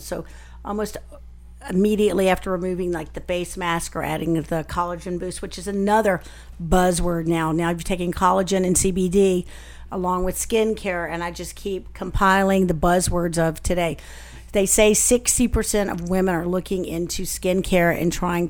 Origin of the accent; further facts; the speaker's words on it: the South, United States; I'm from the South